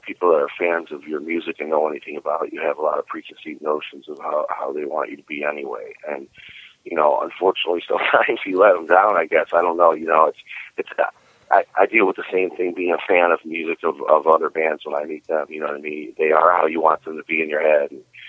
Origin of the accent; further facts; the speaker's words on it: Cleveland, Ohio, United States; now in Florida, United States; I was born and raised in Cleveland. I've been in Florida for about 5 years now, though.